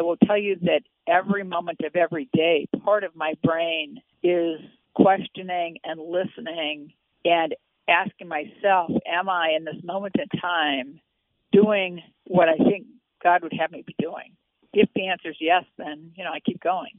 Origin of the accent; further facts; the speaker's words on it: Midwest, United States; I grew up in the Midwest in the 1950s